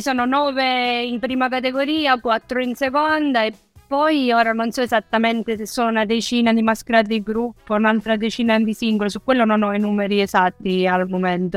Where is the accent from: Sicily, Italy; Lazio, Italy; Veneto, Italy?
Sicily, Italy; Acireale; now in Viareggio, Italy; da Cireale più o meno funziona così, che è il mio paese d'origine